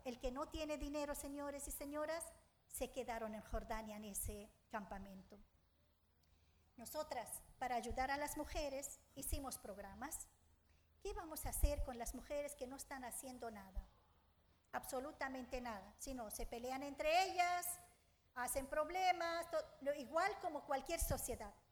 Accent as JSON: {"language": "Spanish", "town": "Suwayda", "region": "As-Suwayda Governorate", "country": "Syria", "second_language": "Spanish", "moved": "as an adult", "lives_now": "A Coruña, Spain", "said": "soy de Siria, de una ciudad que se llama Sueida"}